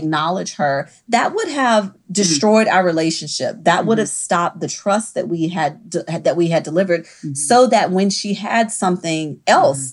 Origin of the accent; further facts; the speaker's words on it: Mississippi, United States; now in New Orleans, United States; I'm originally from Mississippi